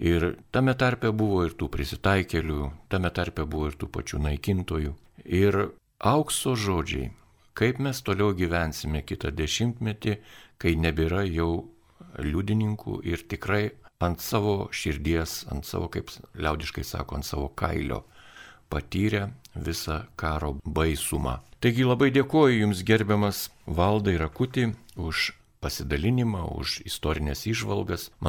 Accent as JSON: {"language": "Lithuanian", "country": "Lithuania", "said": "mes lietuviai."}